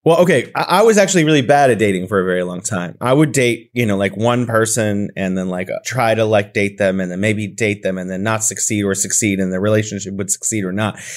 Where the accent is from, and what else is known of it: California, United States; now in Wuhan, China